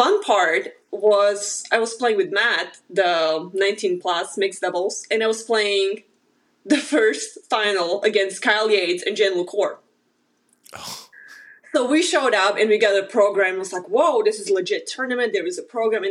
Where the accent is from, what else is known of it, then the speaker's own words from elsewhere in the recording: Slovakia; English is a second language; moved away as an adult; now in Wichita, United States; I grew up in Slovakia, and I started to play tennis when I was 7